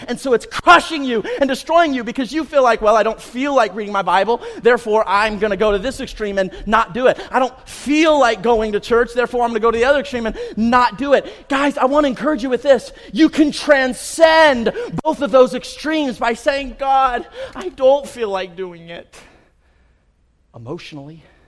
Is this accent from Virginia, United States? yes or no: no; Central Valley, California, United States; I grew up here in the Central Valley